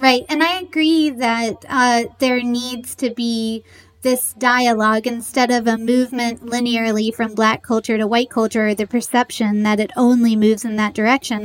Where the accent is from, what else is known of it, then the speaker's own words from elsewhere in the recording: the South, United States; I grew up in the South